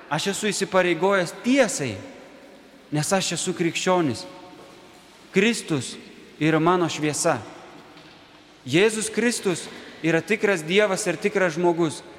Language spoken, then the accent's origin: Lithuanian; Lithuania; mes esam krikščionys. Tai didelė malonė. Kitas atsakymas bus, kad mes esam lietuviai. Tie, kurie myli Lietuvą, tie, kuriems buvo dovanota čia gimti ar čia gyventi.